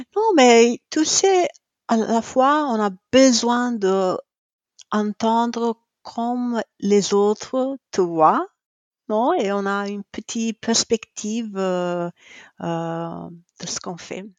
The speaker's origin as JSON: {"language": "French", "country": "Italy", "also_born_or_lived": "Cremona", "said": "je suis italienne, euh, j'habite à Cremona"}